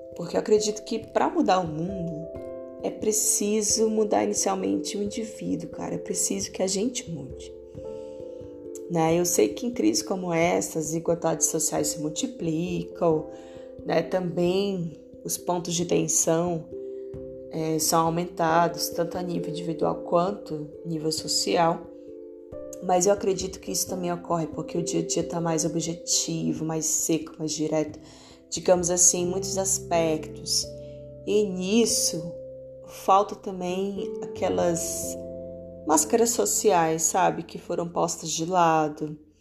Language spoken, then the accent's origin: Portuguese; Barreiras, Bahia, Brazil; na minha cidade natal, que é onde eu tô, Barreiras, Bahia